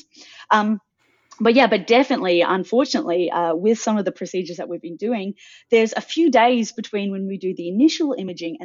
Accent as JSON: {"language": "English", "town": "Adelaide", "region": "South Australia", "country": "Australia", "tie": "born or raised there", "moved": "yes", "lives_now": "Sydney, Australia", "said": "I grew up in Adelaide. I now live in Sydney."}